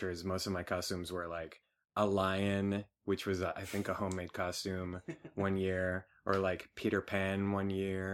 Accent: Puerto Rico; moved away; I grew up in Puerto Rico

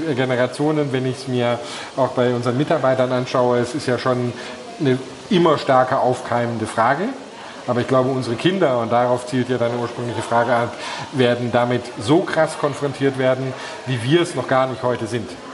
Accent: Germany

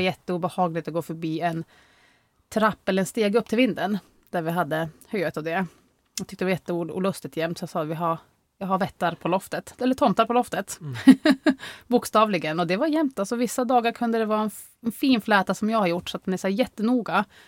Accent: Norrviken, Jämtland, Sweden; also born or lived in Östersund; vi är uppvuxna i Norrviken

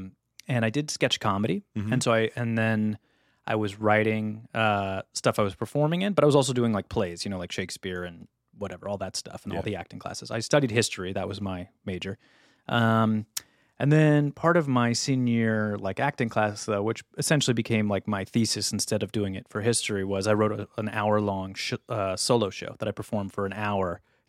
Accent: Ladue, Missouri, United States; also born or lived in St. Louis; So I went to Brown. I'm from St. Louis, Missouri.

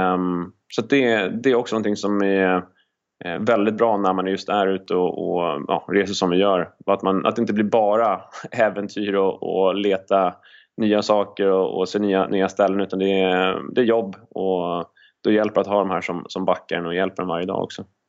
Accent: Sweden; moved away as an adult; när jag är hemma i Sverige

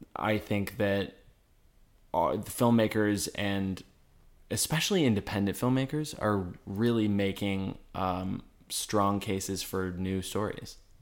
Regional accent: Detroit, Michigan, United States; moved away as an adult; now in New York, United States; We are from Detroit

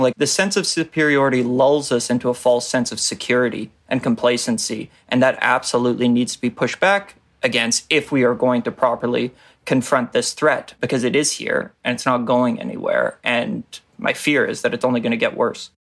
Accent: Canada

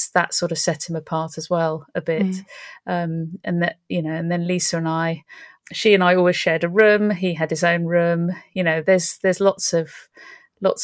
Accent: London, United Kingdom; I was born in Edmonton.

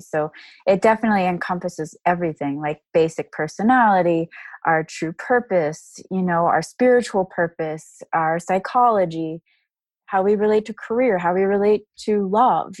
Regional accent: Dallas, Texas, United States; I grew up in Dallas, Texas

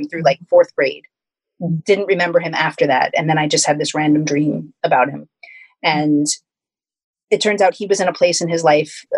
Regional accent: New Jersey, United States; I grew up in New Jersey

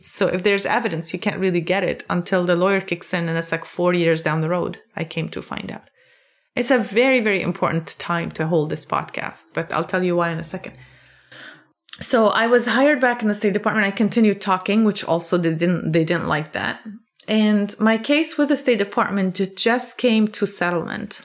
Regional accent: Lebanon; moved away as an adult; now in Maryland, United States; I grew up in Lebanon

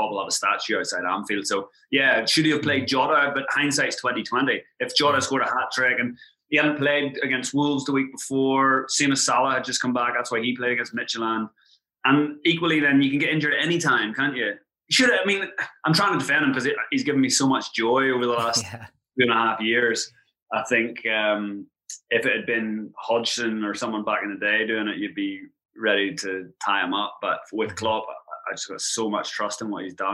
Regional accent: Ireland; accent: Irish; moved away as an adult; also born or lived in England; now in Thailand; obviously, I'm Irish. You can hear from my accent

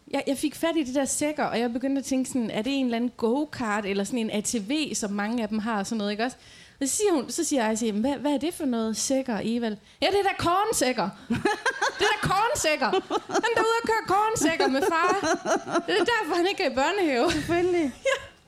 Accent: Aarhus, Central Denmark Region, Denmark; moved away as an adult; now in Djursland, Denmark; jeg kommer jo fra Rigskov her i Aarhus

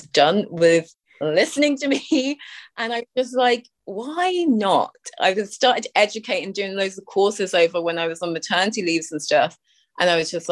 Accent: United Kingdom; now in Ireland; because I'm from the UK, obviously, by my accent

